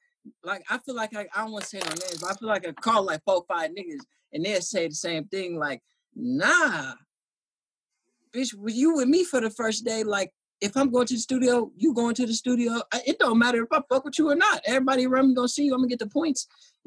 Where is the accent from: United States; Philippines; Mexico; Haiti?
Philippines; I still eat pork. I'm Filipino. It's hard to quit.